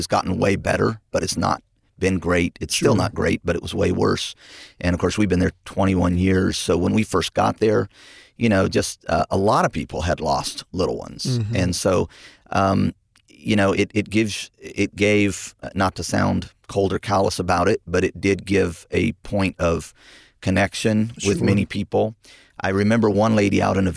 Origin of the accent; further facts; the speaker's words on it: Visalia, California, United States; was raised in a pastor's home out in California. My dad started our church about 44 years ago. He's still pastoring that church, Sequoia Baptist Church in Visalia, California.